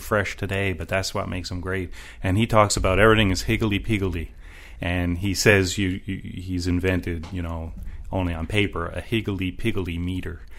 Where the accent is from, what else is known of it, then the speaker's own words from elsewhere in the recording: Washington, District of Columbia, United States; I grew up in Georgetown, too